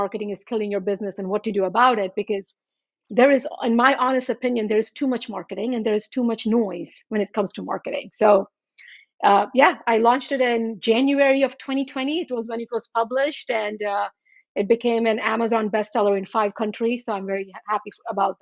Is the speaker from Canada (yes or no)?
no; Charlotte Amalie, U.S. Virgin Islands; moved away as an adult; also born or lived in India; now in Washington, United States; I grew up in the Virgin Islands